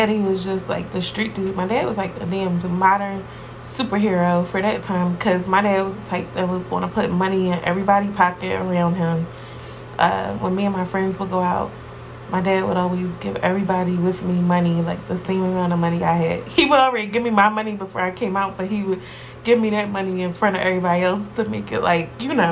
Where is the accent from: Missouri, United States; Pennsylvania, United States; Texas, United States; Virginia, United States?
Pennsylvania, United States; Philadelphia; I'm from Philly, so really my life was pretty average